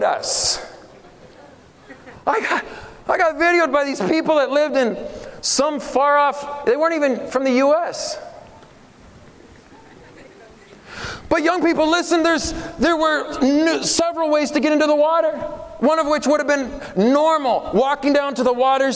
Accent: Oregon, United States; I'm from Oregon, grew up in Oregon

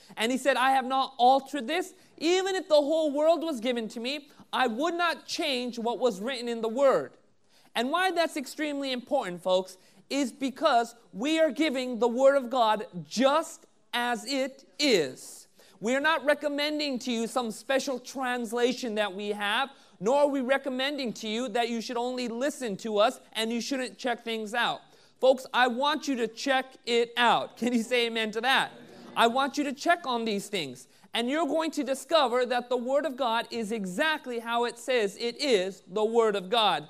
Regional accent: Southern California, United States; growing up in Southern California

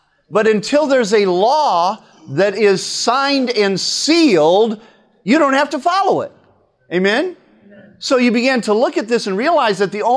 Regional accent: United States; I'm an American today

